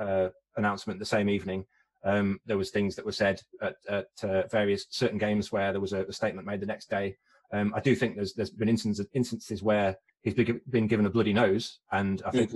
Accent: West Midlands, United Kingdom; I'm from the West Midlands

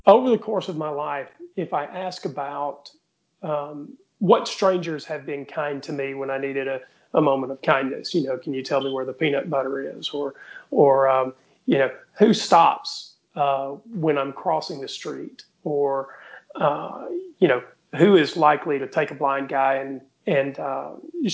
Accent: the South, United States; David and I grew up together in the South.

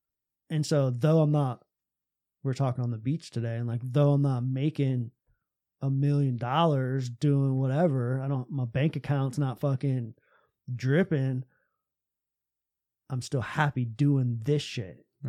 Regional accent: Tampa, Florida, United States; I would listen to this morning talk show in mm-hmm. my hometown in Tampa, Florida.

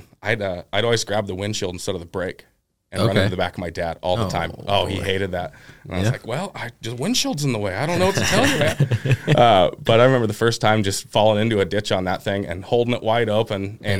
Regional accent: Milton-Freewater, Oregon, United States; Yeah, so I'm from Milton Freewater, Oregon, about an hour away from here.

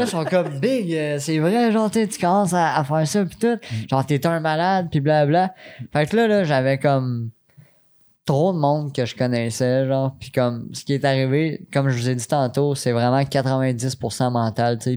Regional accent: Quebec City, Quebec, Canada; now in Sainte-Julie, Canada; je suis natif de Québec

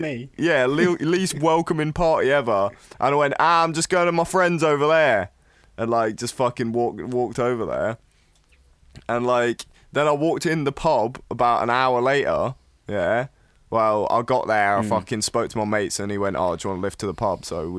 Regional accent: Elsham, England, United Kingdom; we're from Elsham

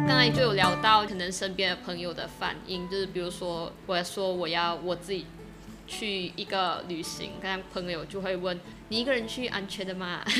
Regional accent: Kluang, Johor, Malaysia; 我是来自马来西亚南部的一个小镇，居然

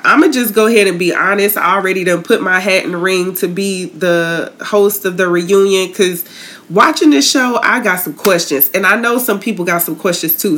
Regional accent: Tallahassee, Florida, United States; moved away; I'm originally from Tallahassee

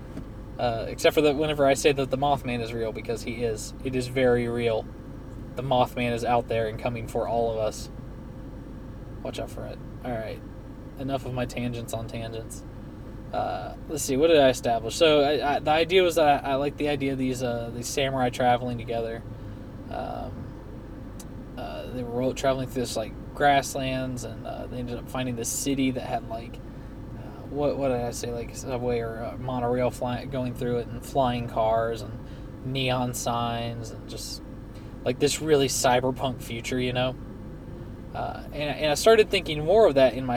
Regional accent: West Virginia, United States; I'm from West Virginia

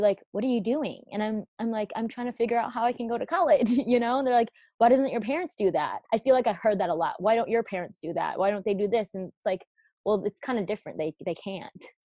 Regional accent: United States; I was born here in America

